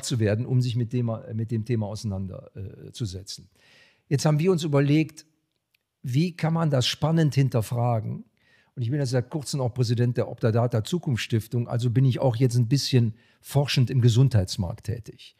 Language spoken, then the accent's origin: German; Germany; bei uns in Deutschland